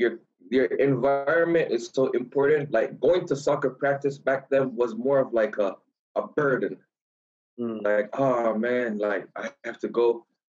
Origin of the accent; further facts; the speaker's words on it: Kingston, Jamaica; moved away as an adult; also born or lived in Kansas, United States; I was born and raised in Kingston, Jamaica.